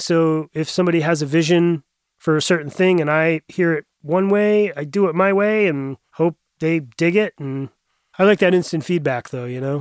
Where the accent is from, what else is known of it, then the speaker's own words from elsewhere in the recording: Bethel, Maine, United States; also born or lived in Portland, Maine; I grew up about a little over an hour up in Western Maine, just outside of Bethel